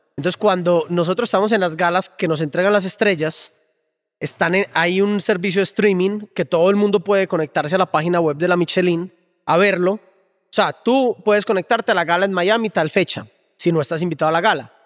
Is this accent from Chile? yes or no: no; Colombia